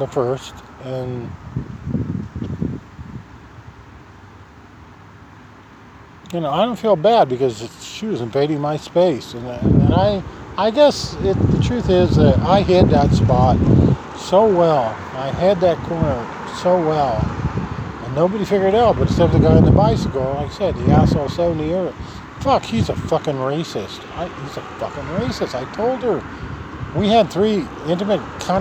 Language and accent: English; Nebraska, United States; This is my home state.